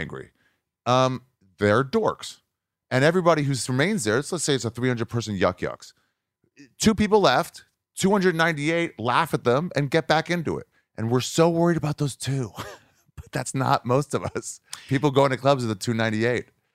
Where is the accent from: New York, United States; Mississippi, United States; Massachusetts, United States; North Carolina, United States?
New York, United States; I was born in New York, home of the Jews